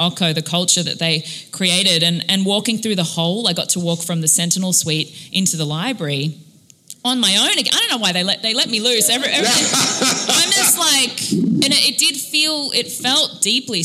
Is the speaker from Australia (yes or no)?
yes; Australia; now in United States; I was in Australia. I'm Australian.